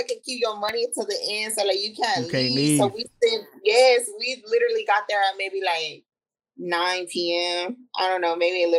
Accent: Arizona, United States; I'm born and raised in Arizona

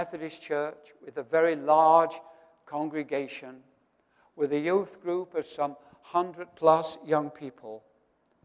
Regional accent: Doncaster, Yorkshire and the Humber, United Kingdom; my hometown of Doncaster in northern England

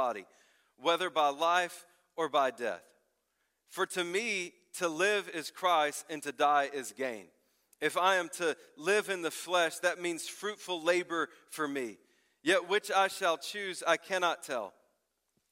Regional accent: the South, United States; I grew up in the South

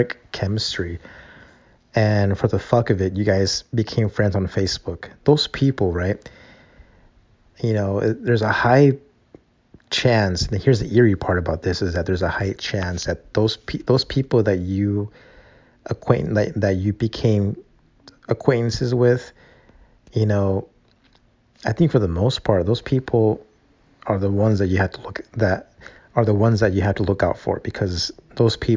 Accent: Calexico, California, United States; So they have an extended version of that campus here in my hometown. It's SDSU/Calexico campus.

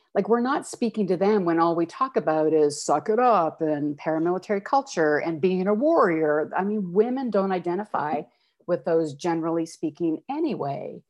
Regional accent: Calgary, Alberta, Canada; moved away as an adult; now in Toronto, Canada; born and raised in Calgary

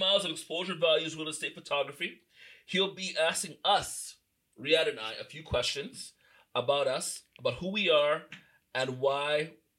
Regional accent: Whitby, Ontario, Canada; also born or lived in Toronto; I'm born in Toronto, but raised in the wonderful streets of Whitby, Ontario. North Whitby.

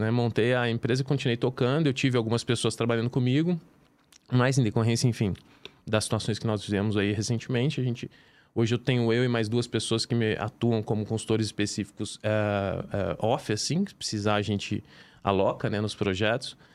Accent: São Joaquim da Barra, São Paulo, Brazil; moved away as an adult; sou do interior de São Paulo, né?

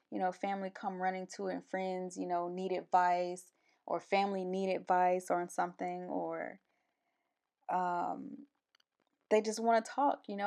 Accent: Albany, Georgia, United States; moved away as an adult; also born or lived in Columbus, Georgia; I'm from, originally, I was born in Albany, Georgia

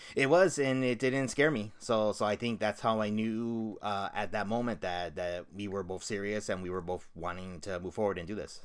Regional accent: Southern California, United States; we're both from the Southern California area

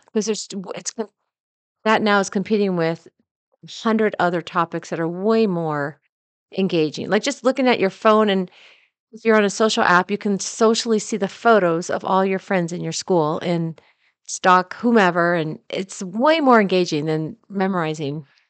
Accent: the Northwest, Pacific Northwest, United States; moved away; growing up in the Northwest, we didn't have humidity

